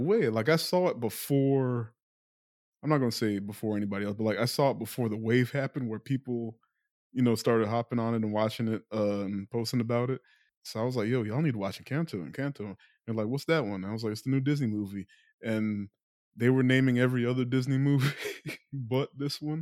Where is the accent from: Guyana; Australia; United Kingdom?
Guyana; I'm not Latino or Hispanic, but, like, I'm from South America, which isn't saying much because Guyana gets lumped in with the Caribbean